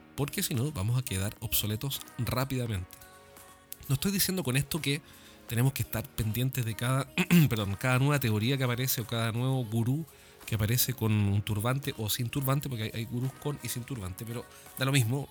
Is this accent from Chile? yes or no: yes; Chile; acá en mi país